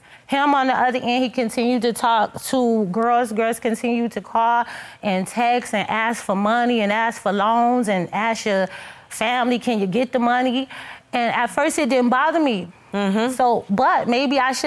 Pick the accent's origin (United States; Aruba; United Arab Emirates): United States; Detroit, Michigan; moved away; we're originally from Detroit, Michigan